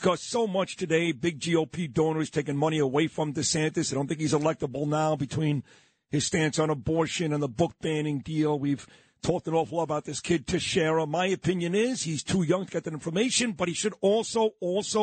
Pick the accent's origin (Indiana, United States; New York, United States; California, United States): New York, United States; New York City; as a New Yorker